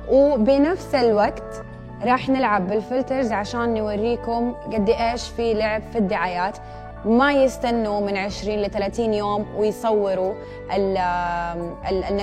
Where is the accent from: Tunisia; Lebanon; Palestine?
Lebanon; اقول لها انا لبنانيه انا لازم اكون شقره